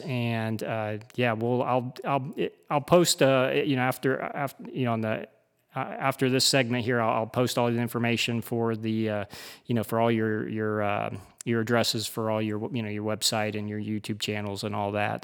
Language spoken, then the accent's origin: English; United States; I'm American.